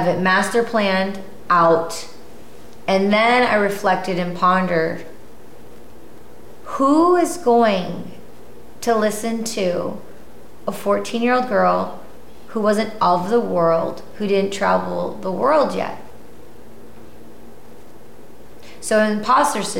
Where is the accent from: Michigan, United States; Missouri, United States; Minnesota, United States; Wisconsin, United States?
Michigan, United States; moved away; growing up in Michigan